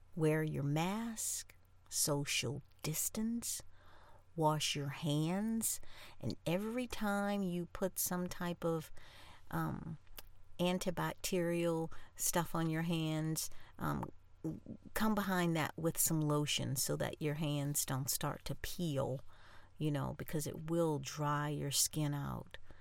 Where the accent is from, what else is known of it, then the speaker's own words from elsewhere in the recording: New Orleans, Louisiana, United States; I'm from New Orleans